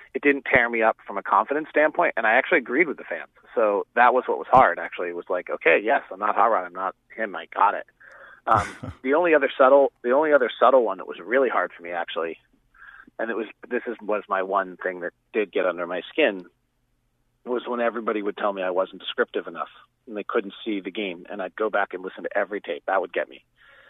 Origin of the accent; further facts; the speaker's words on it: Bay Area, California, United States; I grew up in the Bay Area